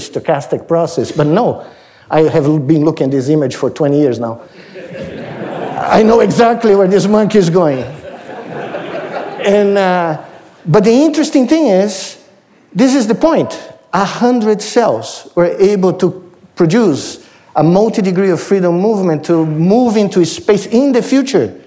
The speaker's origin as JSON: {"language": "English", "country": "Brazil", "tie": "born or raised there", "moved": "as an adult", "lives_now": "United States", "said": "when I was in high school, growing up in Brazil."}